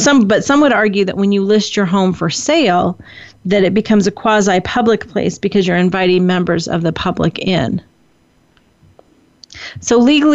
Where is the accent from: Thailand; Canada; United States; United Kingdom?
United States; California; I love my home state of California.